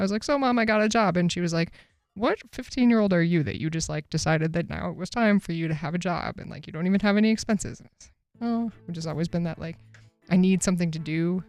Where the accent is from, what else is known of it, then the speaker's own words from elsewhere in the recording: Massachusetts, United States; I turned 15, I guess, which is about the legal age for working in my home state of Massachusetts.